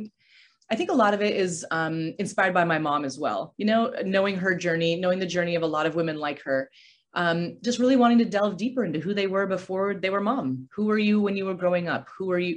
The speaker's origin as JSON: {"language": "English", "town": "Aurora", "region": "Colorado", "country": "United States", "tie": "born or raised there", "also_born_or_lived": "California", "moved": "as an adult", "said": "I grew up in Aurora, Colorado."}